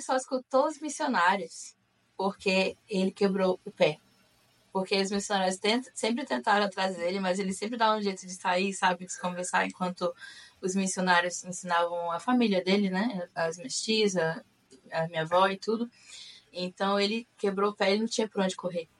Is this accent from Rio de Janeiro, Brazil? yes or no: yes; Macaé, Rio de Janeiro, Brazil; moved away as an adult; also born or lived in Campos dos Goytacazes, Brazil / Utah, United States; now in Florida, United States; eu sou de Macaé, no Rio de Janeiro. Não sou carioca da gema, mas eu sou fluminense. É, nascida no estado do Rio de Janeiro. Na verdade, nasci em Campos dos Goitacazes